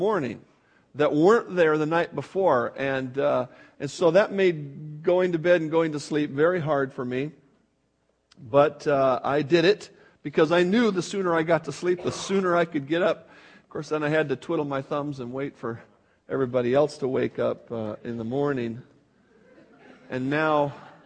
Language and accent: English; Buffalo, New York, United States; moved away; I was born in New York, where the snow gets considerably deep, you know, in the Buffalo zone